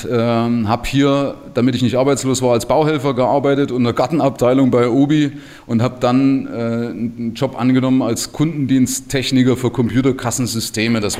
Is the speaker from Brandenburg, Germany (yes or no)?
no; Saxony, Germany; ich komme aus dem Nahen Osten, ja, also aus Sachsen, ja, aus den neuen Bundesländern. Und äh, das ist natürlich eine Geschichte, die mich von klein auf geprägt hat